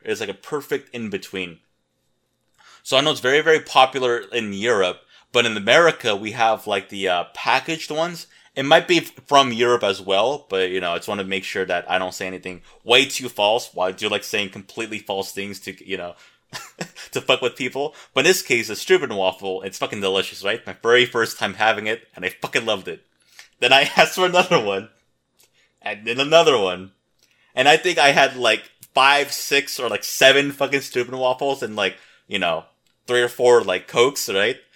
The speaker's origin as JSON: {"language": "English", "town": "Seattle", "region": "Washington", "country": "United States", "tie": "born or raised there", "said": "I grew up in Seattle, Washington"}